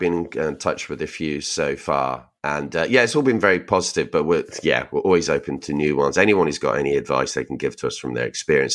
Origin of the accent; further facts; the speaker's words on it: Reading, South East England, United Kingdom; We're from Reading